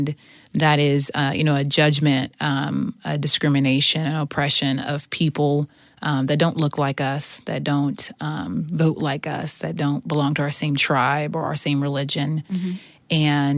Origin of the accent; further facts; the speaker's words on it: Houston, Texas, United States; also born or lived in Seattle; And so when I was 2, so I was born in Seattle. Mm-hmm. When I was 2, we moved to Houston, Texas, where I started kindergarten.